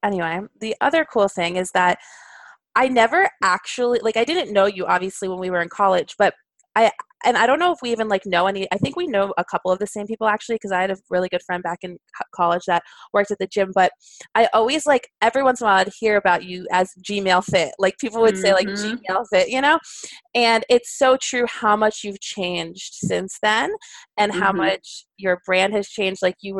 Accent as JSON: {"language": "English", "region": "New York", "country": "United States", "lives_now": "Kentucky, United States", "said": "even though I went there and I came here from New York, it's so funny to think about Kentucky."}